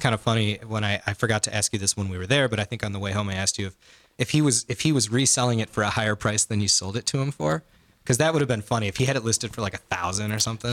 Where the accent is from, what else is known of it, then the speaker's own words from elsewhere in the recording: Chicago, Illinois, United States; we're from Chicago